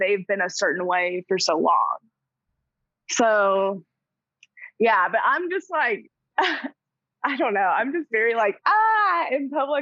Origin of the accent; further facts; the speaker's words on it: Arkansas, United States; I'm from Arkansas, which is in the South